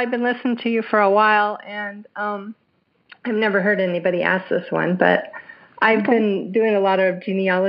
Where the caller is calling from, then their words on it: Denver, Colorado, United States; I'm calling from Denver area, Colorado.